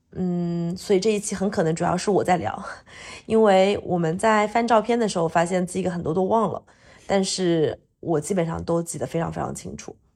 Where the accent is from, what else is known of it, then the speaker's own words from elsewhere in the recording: Hunan, China; now in Shanghai, China; 我作为一个湖南人